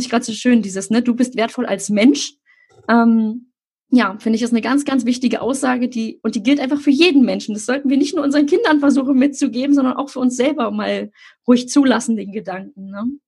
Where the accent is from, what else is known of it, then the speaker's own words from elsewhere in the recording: Berlin, Germany; ich komme ja nun aus Berlin-Friedrichshain